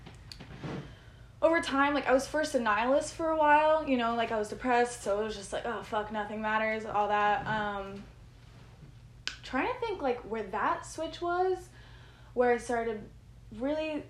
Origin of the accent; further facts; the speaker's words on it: Connecticut, United States; I was born in Connecticut